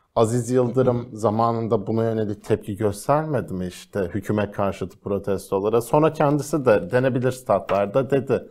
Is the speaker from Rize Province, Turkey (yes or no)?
yes; Rize Province, Turkey; Rize benim memleketim